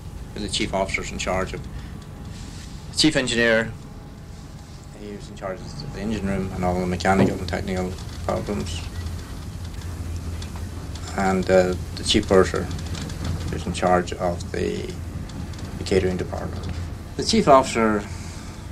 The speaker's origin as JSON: {"language": "English", "town": "Moville", "region": "County Donegal", "country": "Ireland", "also_born_or_lived": "Derry", "said": "I hail from Maville in the Banks of the Foyle."}